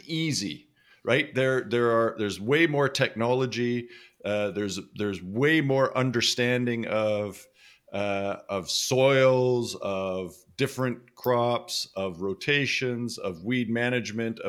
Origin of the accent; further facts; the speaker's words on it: Western Canada, Canada; I grew up in Western Canada and not on a farm